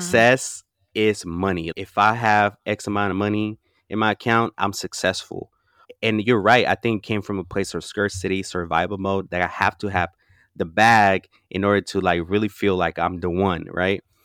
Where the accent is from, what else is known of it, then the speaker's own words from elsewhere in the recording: Oakland, California, United States; also born or lived in Huapan, Michoacán, Mexico; I came here when I was ten